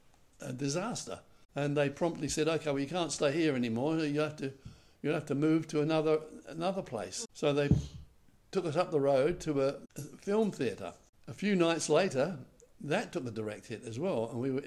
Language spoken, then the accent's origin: English; London, United Kingdom; I was born in January of 1939. That was just at the beginning, right at the beginning of the war. And I experienced with my family some of the worst bombing in London at the time.